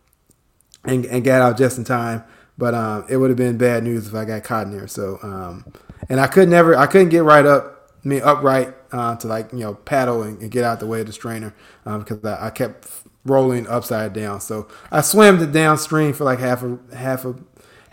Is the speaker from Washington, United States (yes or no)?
no; Chicago, Illinois, United States; moved away as an adult; now in Atlanta, United States; worked in my hometown of Chicago for several years